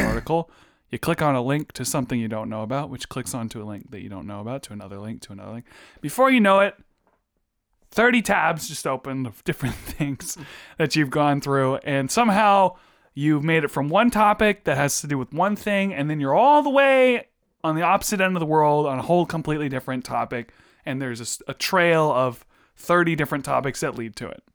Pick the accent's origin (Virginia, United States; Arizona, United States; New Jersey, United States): Virginia, United States; we're all from Virginia